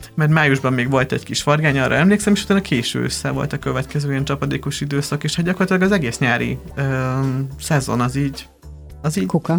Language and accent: Hungarian; Lébény, Győr-Moson-Sopron, Hungary; Győr mellett nőttem fel, egy Lébény nevű faluban